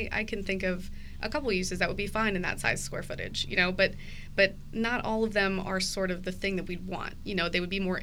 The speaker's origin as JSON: {"language": "English", "town": "Cincinnati", "region": "Ohio", "country": "United States", "tie": "born or raised there", "also_born_or_lived": "Columbus", "said": "I grew up in Cincinnati over in the Mount Lookout Hyde Park area"}